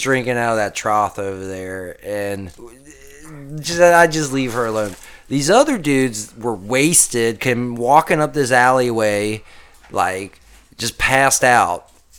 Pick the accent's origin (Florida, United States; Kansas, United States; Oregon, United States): Kansas, United States; No. We're from Kansas.